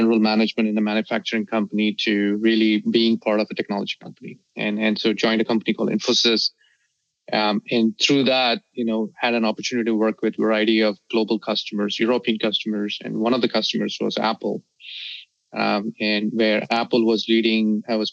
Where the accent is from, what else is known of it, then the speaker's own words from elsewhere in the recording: Delhi, India; also born or lived in South India; I was born in the south of India and I grew up in Delhi.